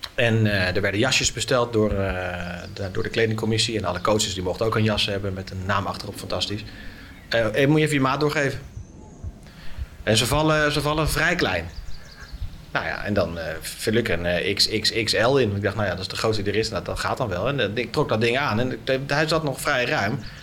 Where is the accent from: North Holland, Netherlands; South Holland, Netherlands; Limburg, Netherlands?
North Holland, Netherlands; Naarden-Bussum; in de stad waar ik ben opgegroeid, in eh, Naardenbussen